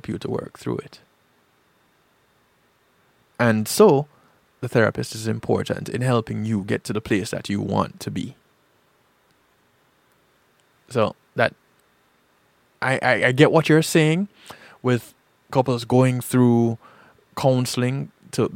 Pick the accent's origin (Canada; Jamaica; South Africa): Jamaica; growing up in Jamaica